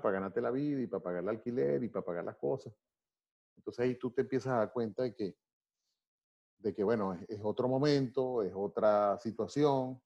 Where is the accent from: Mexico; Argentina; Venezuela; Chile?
Venezuela; moved away as an adult; also born or lived in Maracay; yo simplemente soy un venezolano